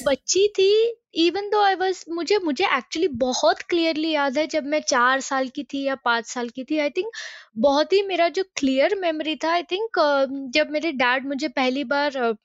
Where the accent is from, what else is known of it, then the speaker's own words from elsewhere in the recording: Mumbai, Maharashtra, India; moved away as an adult; now in St Andrews, United Kingdom; मैं मुंबई मुंबई से हूँ